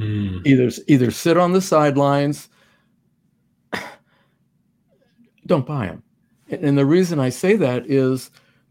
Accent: Manhattan Beach, California, United States; now in Florida, United States; I'm from Manhattan Beach.

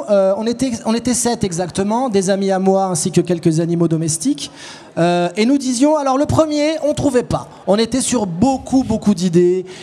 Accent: France; Je suis français et je n'aime pas la Suisse.

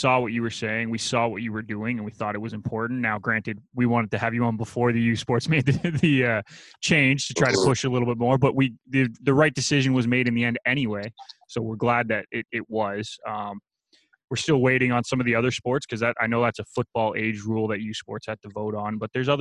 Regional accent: Canada; as a Canadian

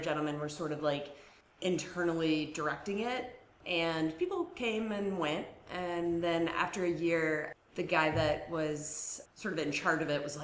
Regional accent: Ohio, United States; moved away; I'm originally from Ohio

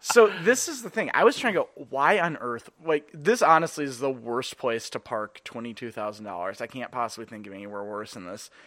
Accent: Edina, Minnesota, United States; growing up in Edina

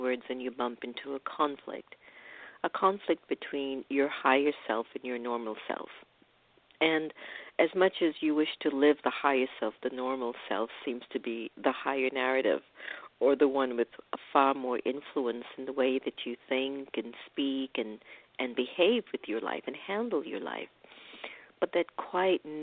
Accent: Jamaica; my hometown, Jamaica, and maybe I think Kingston or Spanish Town.

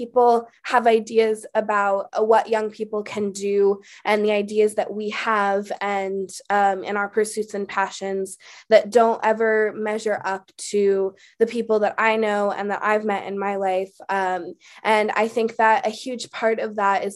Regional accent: Oakland, California, United States; I was born and raised in Oakland, California, and that's still where I live today.

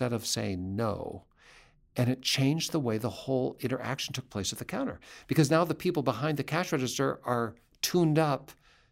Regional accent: Seattle, Washington, United States; I grew up in Seattle. That's my home place.

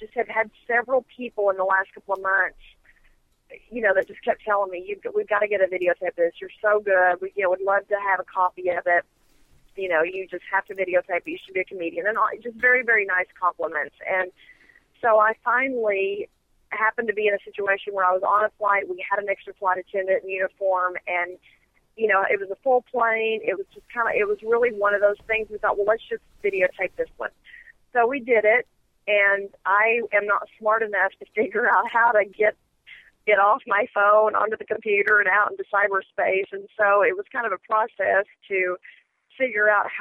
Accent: Lubbock, Texas, United States; also born or lived in Las Vegas; now in Dallas, United States; I grew up in West Texas, Lubbock, Texas, and born and raised there

